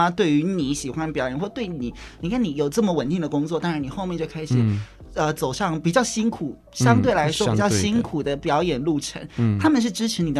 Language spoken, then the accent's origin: Chinese; Kaohsiung, Taiwan; moved away as an adult; now in Taipei, Taiwan; 因为我我以前刚来台北的时候，我也是我是高雄人，然后来到台北读书，真的差不多七年多的时间。